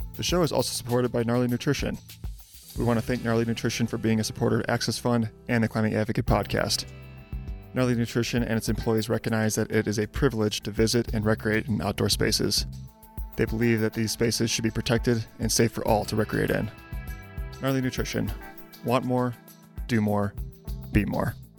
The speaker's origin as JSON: {"language": "English", "town": "Chicago", "region": "Illinois", "country": "United States", "tie": "born or raised there", "said": "I grew up in the Chicago area"}